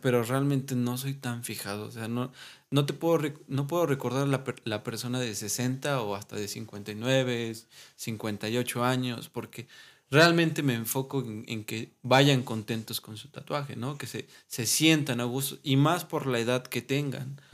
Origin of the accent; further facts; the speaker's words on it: Puebla, Mexico; now in Dolores Hidalgo, Mexico; soy originario de Puebla